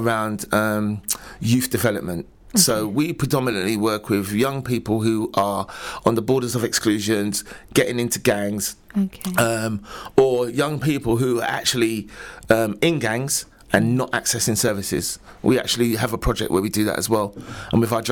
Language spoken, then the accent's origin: English; London, United Kingdom; now in Luton, United Kingdom; I'm originally from London myself.